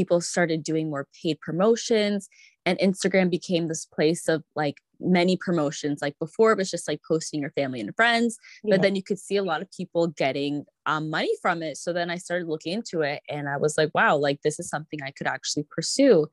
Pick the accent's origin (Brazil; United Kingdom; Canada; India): Canada; I grew up in Canada and I was born here